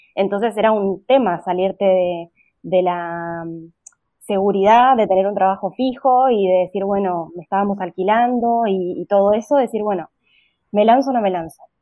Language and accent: Spanish; Argentina; accent: Argentine; moved away as an adult; notarán por mi acento que soy argentina